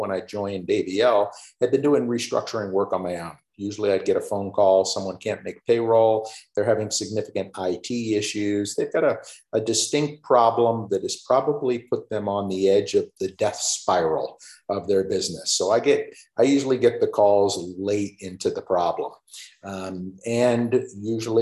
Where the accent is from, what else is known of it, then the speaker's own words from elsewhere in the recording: Florida, United States; moved away as an adult; also born or lived in Chicago, Illinois; I'm originally a Floridian, meaning I did not see snow for the first time until I started my first day of work